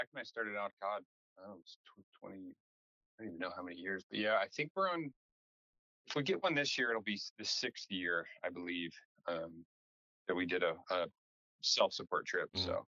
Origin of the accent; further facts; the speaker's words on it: Richmond, Virginia, United States; I grew up in Richmond, Virginia